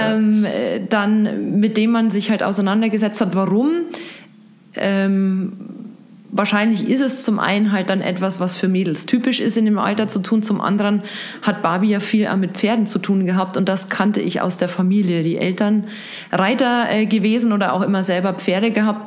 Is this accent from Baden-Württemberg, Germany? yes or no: no; Regensburg, Bavaria, Germany; moved away as an adult; Ich bin tatsächlich hier in Regensburg geboren